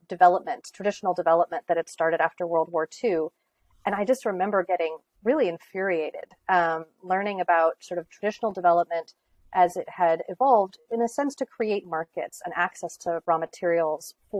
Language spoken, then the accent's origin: English; California, United States; also born or lived in Greenwich, Connecticut; now in Connecticut, United States; I grew up in California